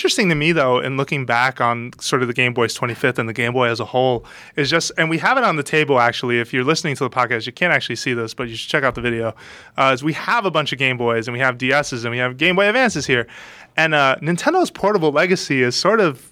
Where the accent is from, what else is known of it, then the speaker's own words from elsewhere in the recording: New York City, New York, United States; I grew up in the Bronx